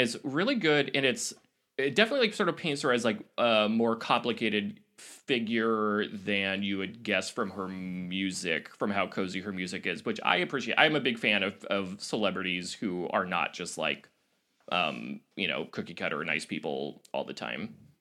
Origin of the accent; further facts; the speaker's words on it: Oregon, United States; I grew up in Oregon